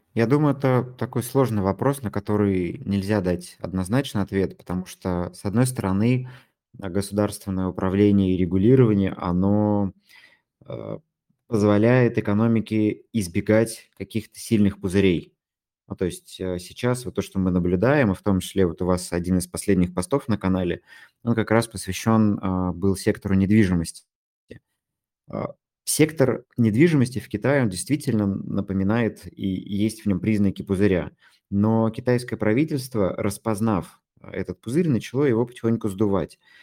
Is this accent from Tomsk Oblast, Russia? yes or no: yes; Tomsk, Tomsk Oblast, Russia; Вот не из Москвы, я из Томска